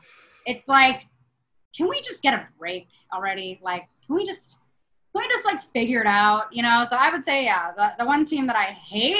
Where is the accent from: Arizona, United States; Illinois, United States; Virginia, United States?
Illinois, United States; Chicago; I'm from Chicago